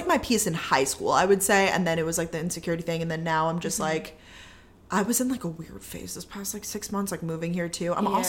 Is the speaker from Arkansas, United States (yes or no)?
no; Long Island, New York, United States; moved away as an adult; also born or lived in Georgia, United States; now in Boston, United States